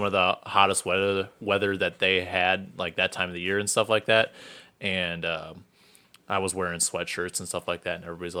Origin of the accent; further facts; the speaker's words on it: Wisconsin, United States; From the Wisconsin.